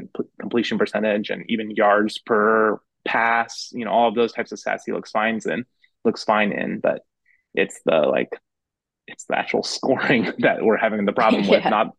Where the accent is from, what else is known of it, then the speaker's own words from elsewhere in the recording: Sequim, Washington, United States; now in Washington, D.C., United States; I'm from Squim.